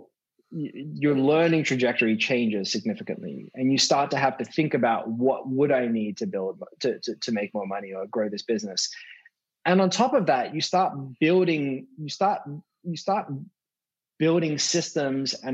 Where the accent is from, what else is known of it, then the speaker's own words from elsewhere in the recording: Australia; When I was growing up in Australia